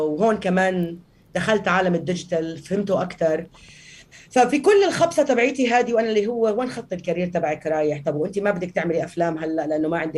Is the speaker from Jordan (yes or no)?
no; Palestine; انا فلسطينيه